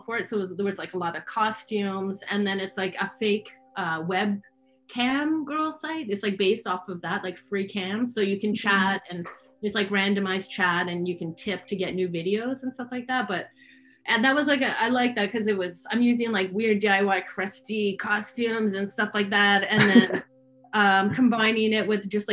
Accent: Canada; I am originally from Canada

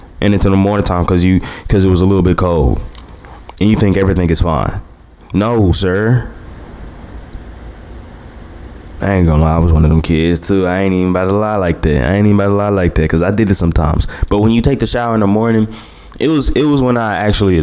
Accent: Hammond, Louisiana, United States; I came from Hammond

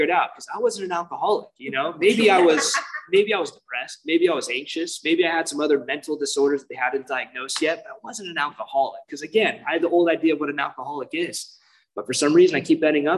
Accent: Irvine, California, United States; I grew up in Irvine, which is very safe neighborhood.

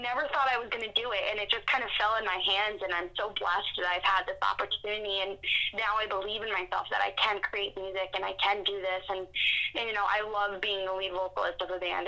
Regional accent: East Rutherford, New Jersey, United States; I'm from East Rutherford, New Jersey

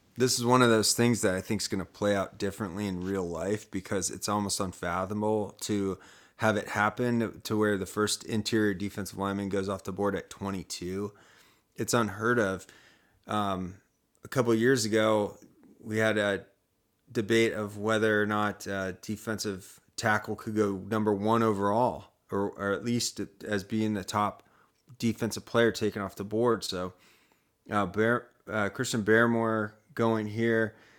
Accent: Columbus, Ohio, United States; moved away; I'm from Columbus, Ohio

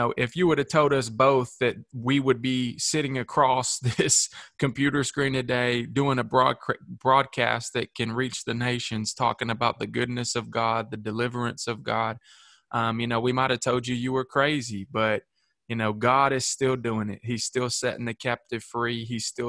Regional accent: Shelbyville, Tennessee, United States; we just launched a satellite campus in my hometown of Shelbyville, Tennessee.

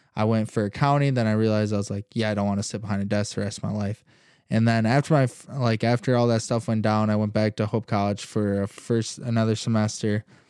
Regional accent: Holland, Michigan, United States; I was born and raised in Holland, Michigan. Growing up here my whole life, I still live in Holland.

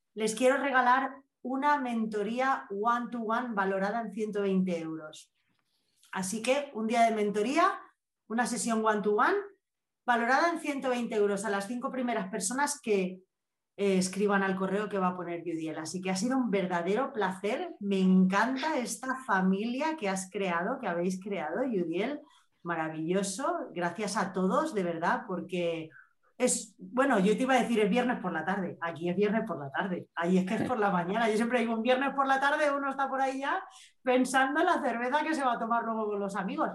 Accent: Spain; soy española que ya somos así un poquillo rudos hablando

